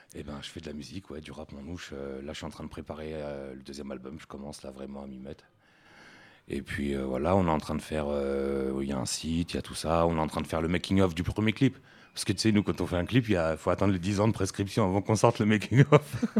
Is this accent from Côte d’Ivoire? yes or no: no; France; nous on est français, on a des papiers français